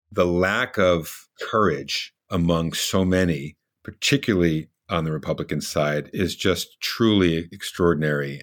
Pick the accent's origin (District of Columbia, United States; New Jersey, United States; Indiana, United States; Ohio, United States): New Jersey, United States; moved away as an adult; also born or lived in Brooklyn, New York; now in Washington, United States; I actually grew up in New Jersey.